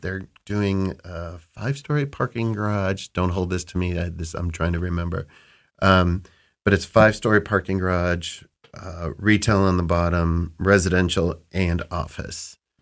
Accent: Cleveland, Ohio, United States; I grew up in the Cleveland burbs, went to Cleveland State

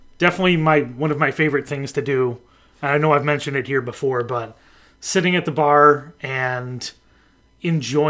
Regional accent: Buffalo, New York, United States; growing up in Buffalo

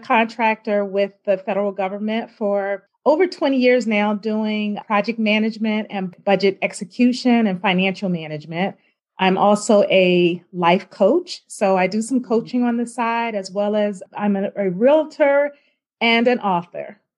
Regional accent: Richmond, Virginia, United States; I grew up in Richmond, Virginia, um, attended Henrico High School, and then I moved to Northern Virginia

